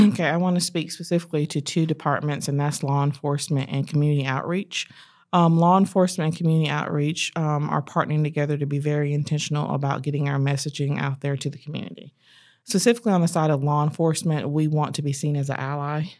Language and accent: English; Fayetteville, North Carolina, United States; moved away as an adult; also born or lived in Chapel Hill, North Carolina; now in Charlotte, United States; I'm born and raised in Fayetteville, North Carolina.